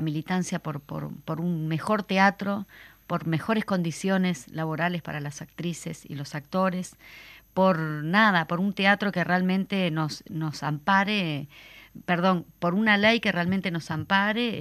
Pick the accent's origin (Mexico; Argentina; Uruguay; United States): Uruguay; nosotros como, uruguayos